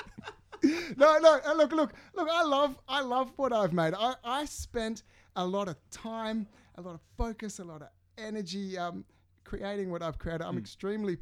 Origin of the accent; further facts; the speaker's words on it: Sydney, New South Wales, Australia; I'm from the suburbs of the North Shore.